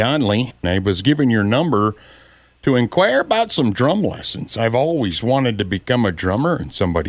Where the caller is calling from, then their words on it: Pollock, United States; Yeah, I live right down here in Pollock, actually, is where I live from.